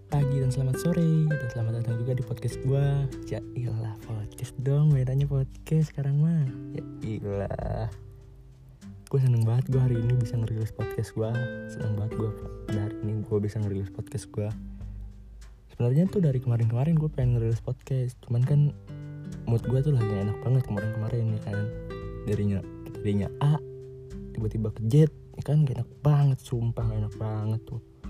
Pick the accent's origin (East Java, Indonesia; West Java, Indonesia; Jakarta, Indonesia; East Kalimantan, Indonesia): West Java, Indonesia; Bogor; also born or lived in Purwokerto; gue tuh lahir gue di Purwokerto di Banyumas cuman berapa bulan doang terus gue abis itu pindah ke Bogor di Dermaga Pratama no pertamanya gue di Bogor ada di Cibadak terus kelas 5 SD baru dah pindah ke sini ke Ciampea